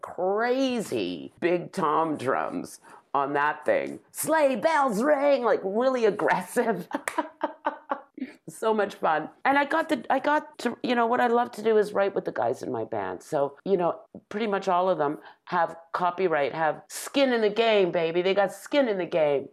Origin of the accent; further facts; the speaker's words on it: Toronto, Ontario, Canada; a little brown-skinned girl growing up in North Toronto